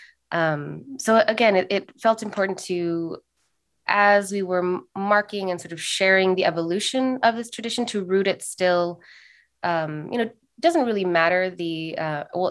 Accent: Los Angeles, California, United States; also born or lived in Santa Cruz, California; I was born in Santa Cruz. I was raised in Los Angeles

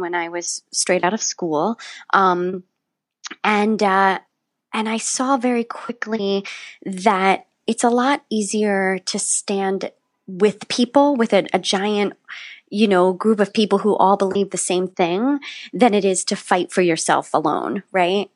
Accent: West Virginia, United States; I grew up in West Virginia

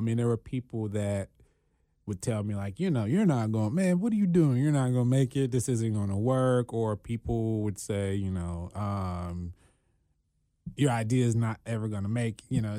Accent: Cincinnati, Ohio, United States; born there; Yeah, born here in Cincinnati.

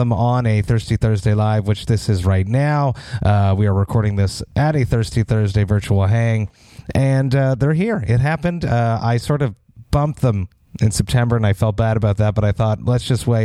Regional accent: Montreal, Quebec, Canada; my hometown of Montreal

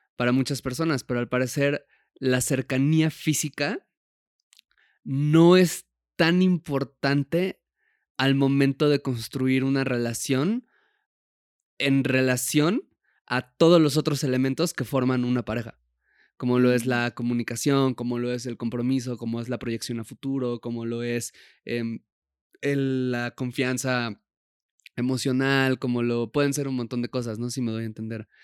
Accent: Puebla, Mexico; moved away; cuando yo me fui de Puebla, que es de donde crecí

